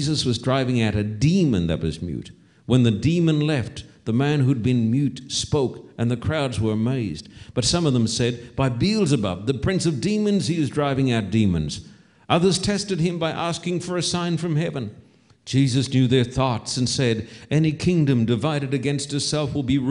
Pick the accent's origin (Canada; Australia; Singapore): Australia; When I was a boy growing up in Australia